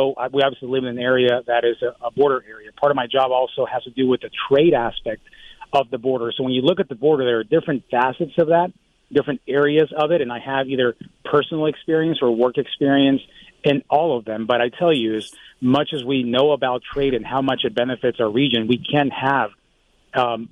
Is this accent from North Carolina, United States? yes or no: no; Tucson, Arizona, United States; I grew up in Tucson